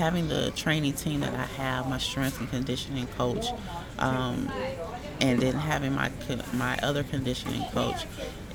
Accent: Augusta, Georgia, United States; I'm originally from Augusta, born and raised

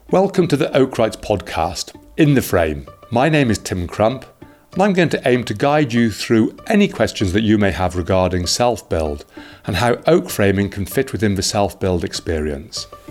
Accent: Herefordshire, West Midlands, United Kingdom; I was brought up here in Herefordshire

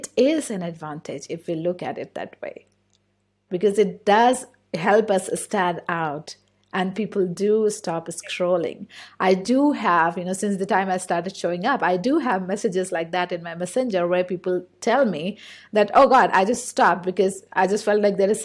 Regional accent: India; English is a second language; I'm from India. So I've grown up here. I have a certain accent

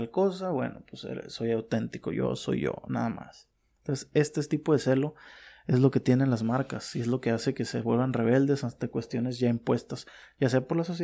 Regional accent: Mexico; bueno, en mi país, por ejemplo, en México, eh, es una mafia prácticamente.

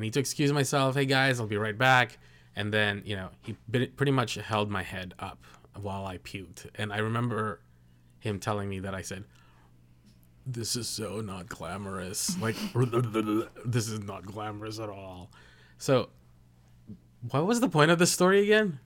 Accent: Philippines; I'm Filipino

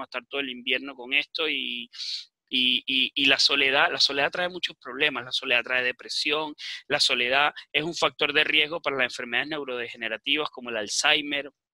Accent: Venezuela; now in Chile; me imagino que escuchan mi acento, yo, yo soy de nacimiento venezolano, pero también soy chileno, vivo muchos años acá en Chile

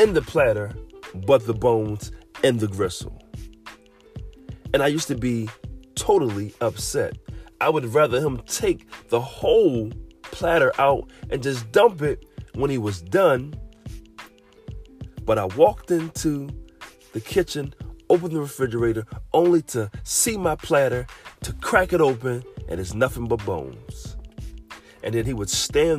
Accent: Philadelphia, Pennsylvania, United States; I grew up in Southwest Philadelphia

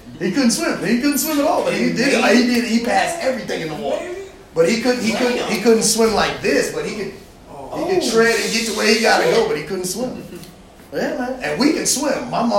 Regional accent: Springfield, United States; also born or lived in Hawaii; I was my dad was military. I was born in Hawaii and then moved here. Shit. My brothers got to enjoy Hawaii, but I was like 3. So I've been here. Yeah, I've been in Springfield. I went to West Springfield High School.

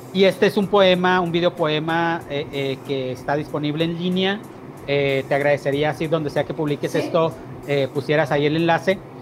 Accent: San Agustín, Chihuahua, Mexico; moved away as an adult; que es el pueblo donde vivo, es el pueblo donde crecí. Pasé 10 años fuera de este pueblo, entre los 26 y los 36, y a los 36 volví.

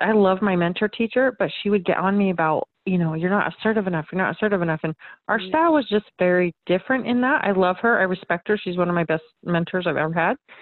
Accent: Arizona, United States; That's that's my home state

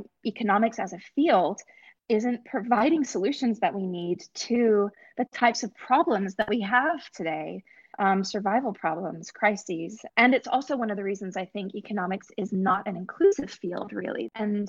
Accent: Scotland, United Kingdom; also born or lived in Middle East; now in United States; I'm from Scotland originally, and I grew up in the Middle East and moved to the US as a teenager.

